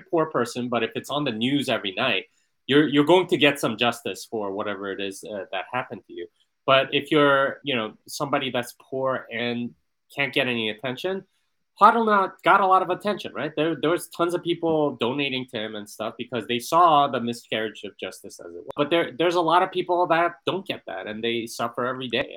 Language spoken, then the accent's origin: English; United States; as an American here in Italy